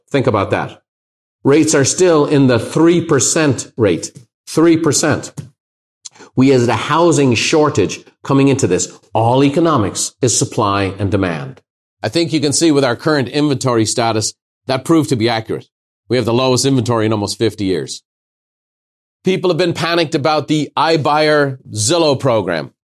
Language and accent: English; Ireland; now in United States; As an Irishman